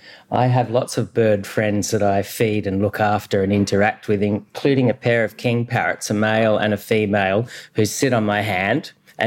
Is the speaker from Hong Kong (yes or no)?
no; Australia; I'm an Australian of shared Aboriginal, Scottish and Middle Eastern ancestry. So I've got DNA from this continent of 65,000 years running through my blood, but also Scottish ancestry from Perthshire and Persian